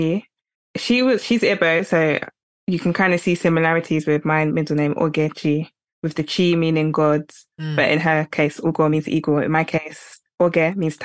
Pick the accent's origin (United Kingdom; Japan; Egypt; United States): United Kingdom; England; I grew up in England